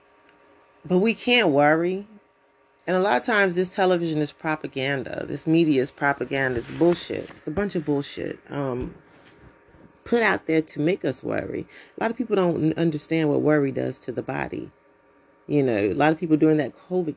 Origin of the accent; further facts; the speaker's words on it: United States; As American citizens